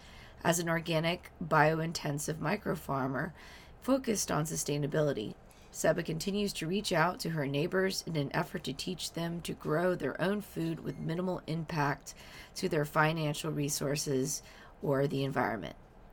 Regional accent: the South, United States; both me and my spouse are big fans of your podcast because we're both from the South.

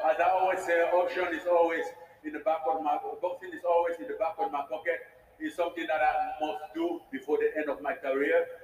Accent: Cameroon; moved away; my friends all around the world, you know, basically in Cameroon, my home country.

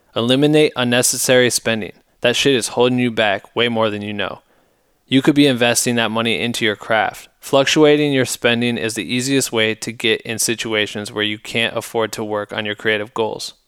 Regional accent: Iowa, United States; my hometown in Iowa

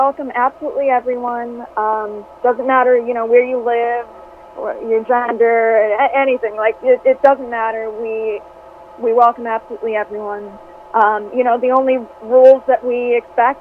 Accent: Boston, Massachusetts, United States; moved away as an adult; now in Los Angeles, United States; I'm from Boston, and I grew up there. I lived there for 23 years.

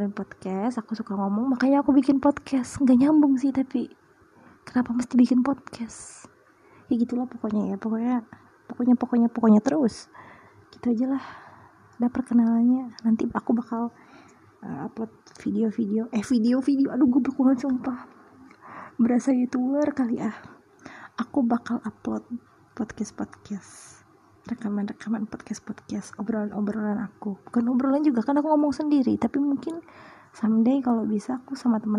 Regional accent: Sumatra, Indonesia; also born or lived in Kalimantan; now in Purbalingga, Indonesia; aku tinggal di Purbalingga aku lahirnya di Kalimantan jauh banget terus ya, pokoknya aku besarnya di Sumatera deh udah aku pindah tujuh kali tujuh kota berapa pulau ya berarti satu dua tiga tiga pulau

